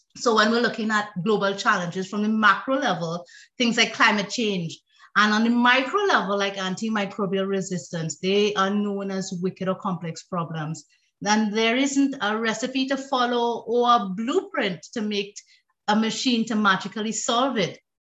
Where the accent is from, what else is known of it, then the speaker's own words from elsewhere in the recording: Trinidad & Tobago; I am originally from Trinidad and Tobago